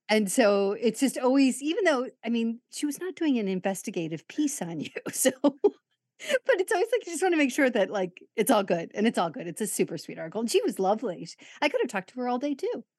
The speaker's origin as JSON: {"language": "English", "town": "Chicago", "region": "Illinois", "country": "United States", "tie": "born or raised there", "said": "my grammar school in Chicago was predominantly an Irish Catholic"}